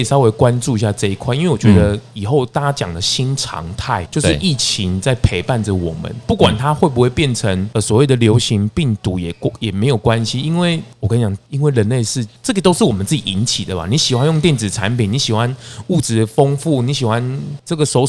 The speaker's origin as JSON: {"language": "Chinese", "region": "Changhua County", "country": "Taiwan", "said": "大大家都好了，我彰化人呢，啊，我回去的时候我都看到台中很奇怪"}